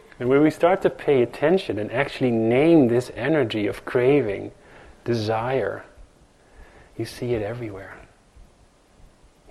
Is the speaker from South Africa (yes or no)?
no; Netherlands; now in New York, United States; growing up in Holland